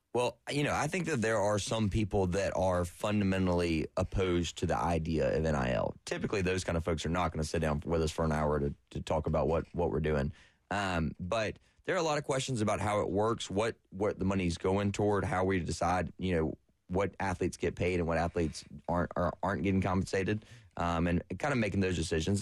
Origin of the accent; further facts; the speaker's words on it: Florence, South Carolina, United States; I'm from Florence originally, went to Carolina